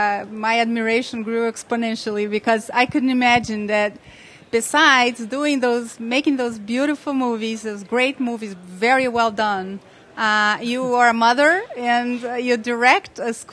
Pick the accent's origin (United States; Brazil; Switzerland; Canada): Brazil; I live in Brazil. I'm from Brazil.